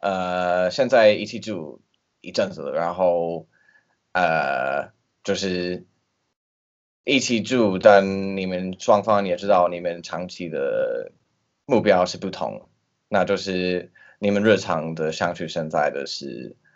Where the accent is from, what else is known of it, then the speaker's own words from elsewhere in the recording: Taiwan; 因为我们就是台湾人真的很很欢迎外国人